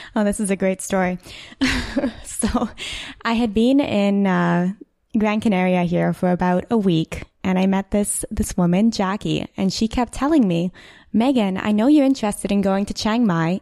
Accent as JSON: {"language": "English", "town": "Ottawa", "region": "Ontario", "country": "Canada", "said": "I'm from Ottawa"}